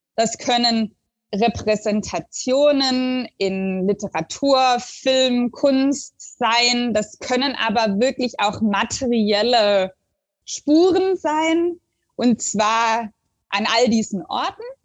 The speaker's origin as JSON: {"language": "German", "area": "the area near Stuttgart", "region": "Baden-Württemberg", "country": "Germany", "tie": "born or raised there", "also_born_or_lived": "Sweden / Oslo, Norway", "moved": "as an adult", "lives_now": "Aarhus, Denmark", "said": "das ist so ein, so ein Schulverein in Stuttgart mit einer Außenstelle in der Gegend, wo ich herkomme"}